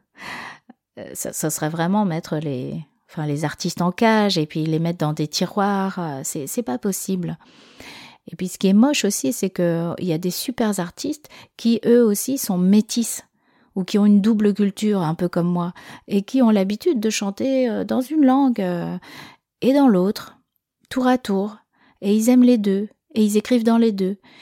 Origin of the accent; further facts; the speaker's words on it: France; first language French; je suis en France, que je suis née en France, que je c'est ma langue maternelle